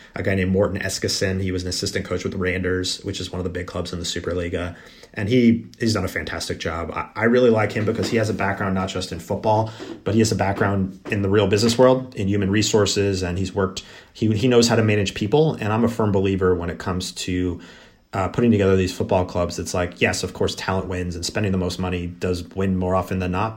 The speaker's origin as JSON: {"language": "English", "country": "United States", "said": "being an American"}